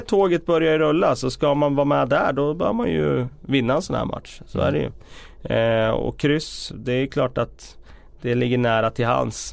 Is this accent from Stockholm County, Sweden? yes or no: no; Västerås, Västmanland, Sweden; moved away; jobbade på lokaltidningen hemma i Västerås